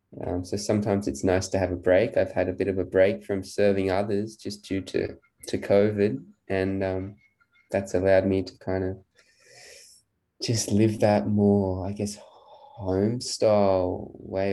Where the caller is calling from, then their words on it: Byron Bay, New South Wales, Australia; I am in Byron Bay in New South Wales, so on the east coast of Australia.